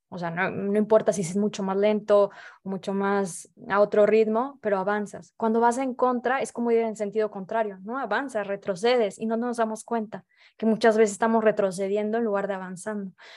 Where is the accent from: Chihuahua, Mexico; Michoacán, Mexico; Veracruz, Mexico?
Veracruz, Mexico; moved away as an adult; now in Paris, France; yo soy de Veracruz